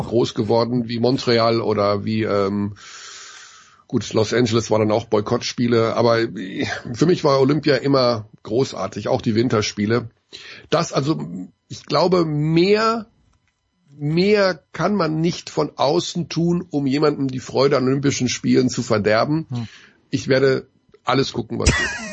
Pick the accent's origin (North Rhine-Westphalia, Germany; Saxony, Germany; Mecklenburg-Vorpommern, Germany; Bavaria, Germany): North Rhine-Westphalia, Germany; Ruhr area; Ich komme aus dem Ruhrgebiet